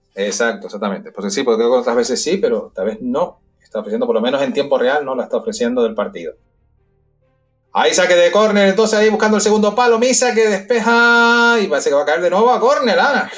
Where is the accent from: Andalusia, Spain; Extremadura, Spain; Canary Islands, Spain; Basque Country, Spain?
Canary Islands, Spain; now in Madrid, Spain; Nosotros somos canarios